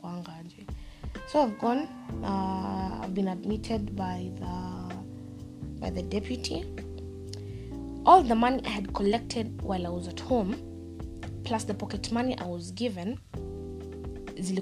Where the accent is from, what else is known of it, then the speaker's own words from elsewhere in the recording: Nairobi, Kenya; also born or lived in Mombasa; I'm from Nairobi, people there are from Mombasa, the coastal region, Kwale, Kilifi, Malindi, Kokote. Then mimi, I'm from Umoja